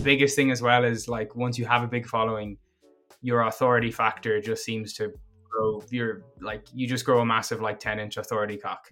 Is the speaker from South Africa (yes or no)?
no; Galway, Connacht, Ireland; my hometown Galway